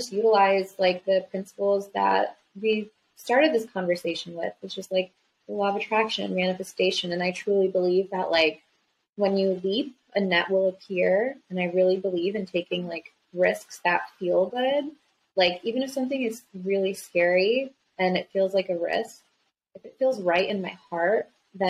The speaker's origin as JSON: {"language": "English", "region": "New Jersey", "country": "United States", "said": "I'm from New Jersey originally. So I was living in New Jersey"}